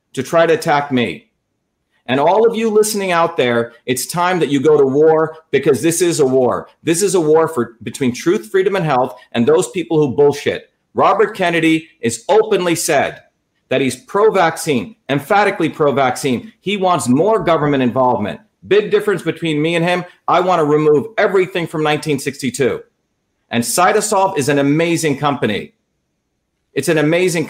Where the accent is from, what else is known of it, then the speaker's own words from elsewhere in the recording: India; moved away; I came as an untouchable from India.